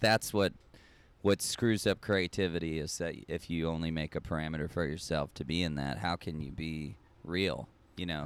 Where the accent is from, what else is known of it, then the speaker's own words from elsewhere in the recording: Austin, Texas, United States; moved away as an adult; also born or lived in Long Beach / New York; now in Norway; I grew up in Austin, Texas, lived in Long Beach, lived in New York, moved back to Austin